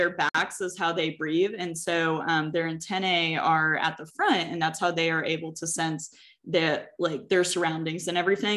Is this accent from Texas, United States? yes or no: yes; Texas, United States; I'm also a Texan